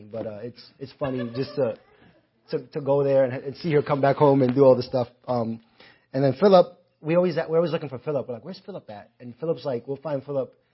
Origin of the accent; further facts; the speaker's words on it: New York City, New York, United States; my time growing up in the Bronx